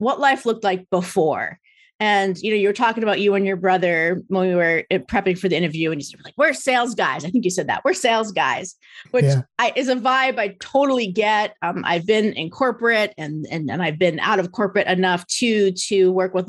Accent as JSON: {"language": "English", "region": "New Jersey", "country": "United States", "moved": "yes", "lives_now": "Orange County, United States", "said": "I am a Jersey girl"}